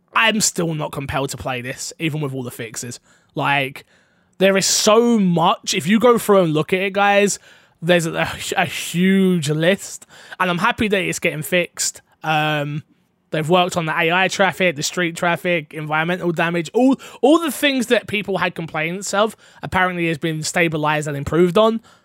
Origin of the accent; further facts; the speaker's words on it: United Kingdom; I'm British